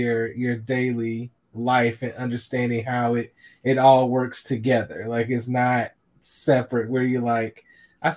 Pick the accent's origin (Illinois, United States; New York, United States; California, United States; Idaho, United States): Illinois, United States; Chicago; I'm a Chicagoan and grew up a Bears fan